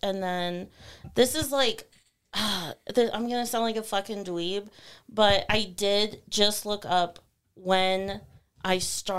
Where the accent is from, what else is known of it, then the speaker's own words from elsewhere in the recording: Akron, Ohio, United States; moved away as an adult; also born or lived in Cincinnati / Columbus / Chicago; So I was born in Cincinnati, lived for the briefest of times in Columbus, and then I don't remember any of that. Was raised in Akron.